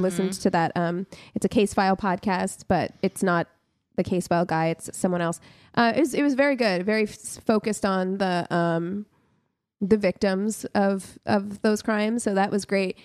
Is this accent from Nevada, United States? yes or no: yes; Las Vegas, Nevada, United States; I grew up in Las Vegas